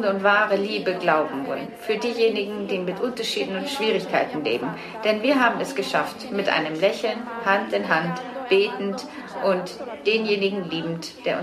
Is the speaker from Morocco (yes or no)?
yes; Casablanca, Casablanca-Settat, Morocco; Ich bin Marokkanerin aus Casablanca und muslimischen